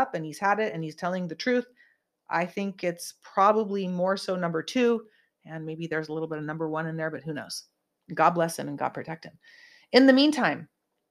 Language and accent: English; Santa Cruz, California, United States; When I grew up in the San Jose Bay Area, I grew up in the South Bay in Santa Cruz, the perfect California little surfer town